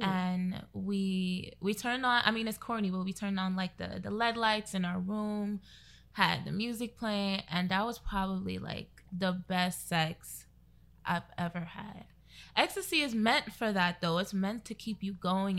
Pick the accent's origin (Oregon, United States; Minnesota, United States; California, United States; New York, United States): New York, United States; New York City; now in Newark, United States; I'm from Brooklyn, of course, but I currently live in Newark